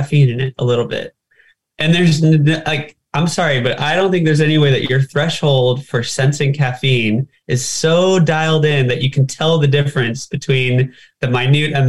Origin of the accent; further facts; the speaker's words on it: California, United States; growing up in California.